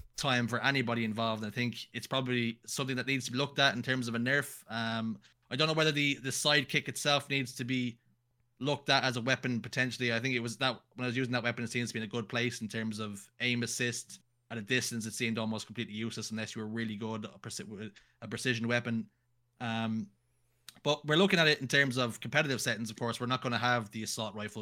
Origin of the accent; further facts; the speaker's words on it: Ireland; I'm Irish